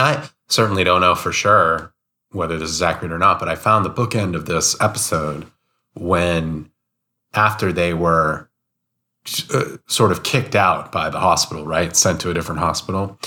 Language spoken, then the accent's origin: English; United States; as an American